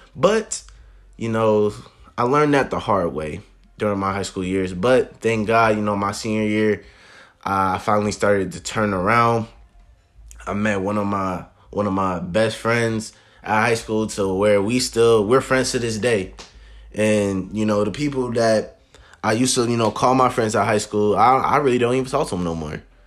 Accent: Columbus, Ohio, United States; I am from the Columbus, Ohio.

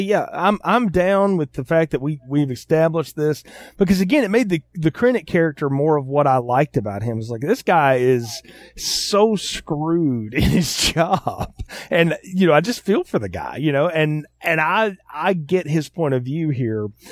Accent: the South, United States; I'm from the South

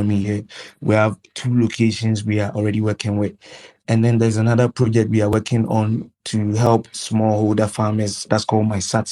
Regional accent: Ghana; I'm a Ghanaian, born and bred in Ghana, but I have a lot of experience moving around Africa, especially West African countries.

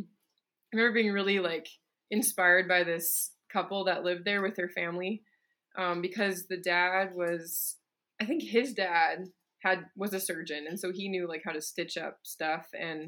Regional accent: British Columbia, Canada; I got a scholarship to a school I probably couldn't have afforded in my hometown in BC.

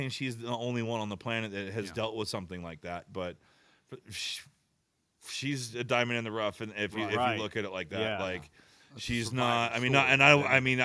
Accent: Bishop, California, United States; growing up in the Sierra, from you know the southern, living in Bishop for you know a good chunk of my life

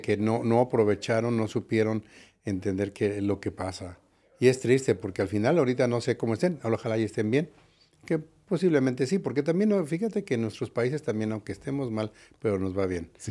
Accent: Mexico City, Mexico; moved away as an adult; also born or lived in San Diego, United States; now in Las Vegas, United States; soy de la Ciudad de México originalmente.

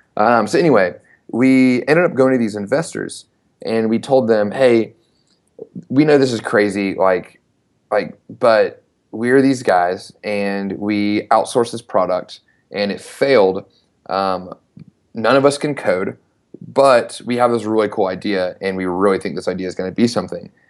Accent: Knoxville, Tennessee, United States; I'm from Knoxville, Tennessee, uh, born and raised, and ended up going to the University of Tennessee. So basically went to s, went to college in my hometown

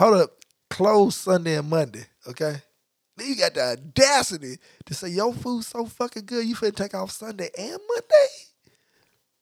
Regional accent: Memphis, Tennessee, United States; moved away; what I grew up eating in Memphis

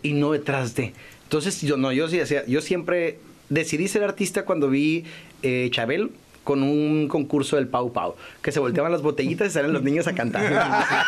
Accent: Ensenada, Baja California, Mexico; Yo estaba en Ensenada, porque soy de Ensenada

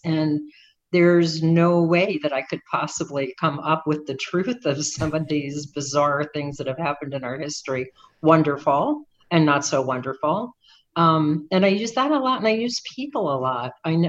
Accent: Miami, Florida, United States; I'm from Miami. And one of my favorite things about being from Miami is that I'm close to the Keys, and have spent my whole life going down to the Keys and Key West and the Keys in between.

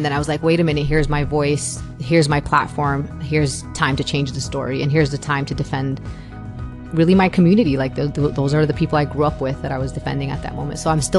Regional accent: New York City, New York, United States; I was an American born and raised in Brooklyn, but I was also Palestinian. I was also Muslim.

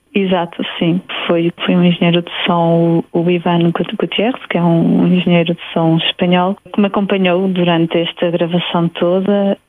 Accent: Bragança, Bragança District, Portugal; moved away; also born or lived in London; em Bragança, sim, que é a minha cidade natal.

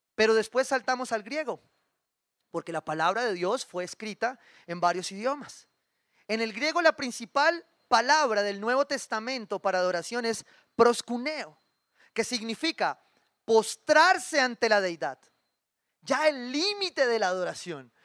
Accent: Cali, Valle del Cauca, Colombia; Como caleño

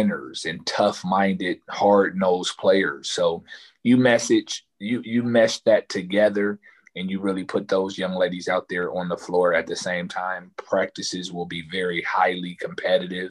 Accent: Dayton, Ohio, United States; Growing up in Dayton

